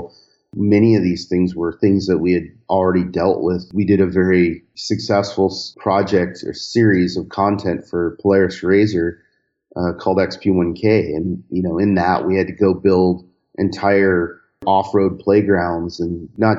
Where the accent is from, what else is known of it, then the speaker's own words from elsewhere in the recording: Southern California, United States; growing up in Southern California, you start with these very rudimentary VW-powered vehicles